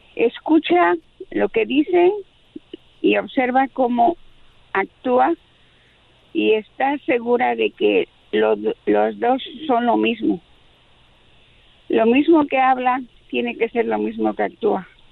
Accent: Mexico City, Mexico; de la Ciudad de México como yo

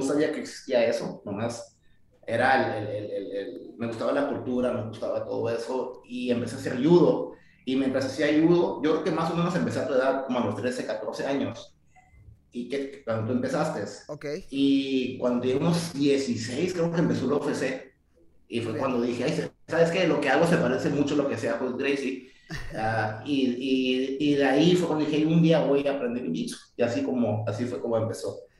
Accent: Tijuana, Baja California, Mexico; born or raised there; also born or lived in San Diego

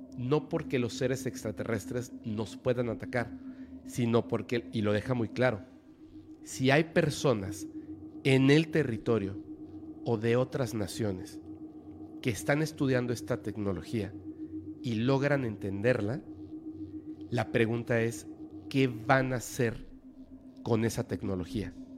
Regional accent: Mexico; para nosotros como mexicanos

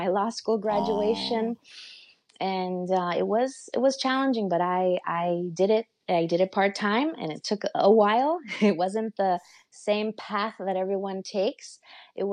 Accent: Los Angeles, California, United States; also born or lived in Stockton, California / Mexico City (grandparents); And then they came back to Los Angeles, and my grandparents helped raise me

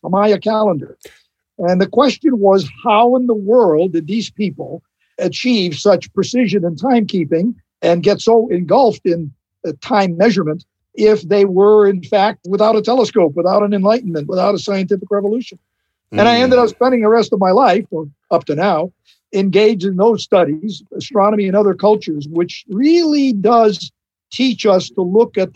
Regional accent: United States; I am as American as President Johnson was

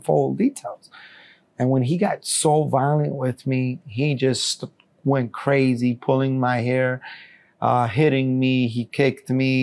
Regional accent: New York City, New York, United States; also born or lived in Colombia; being raised at such a young age in the United States, I was already considering myself an American

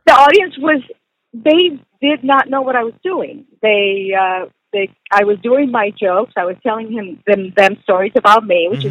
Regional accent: Puerto Rico; English is a second language; moved away; also born or lived in Texas; I grew up in Puerto Rico and then I moved to to Texas where I had to learn the language

